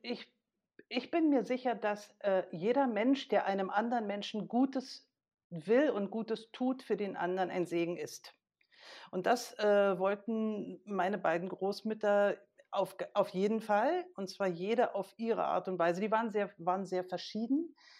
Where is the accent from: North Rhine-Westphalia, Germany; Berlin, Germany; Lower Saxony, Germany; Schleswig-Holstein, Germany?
Berlin, Germany; als aktives Gemeindemitglied bei uns in Berlin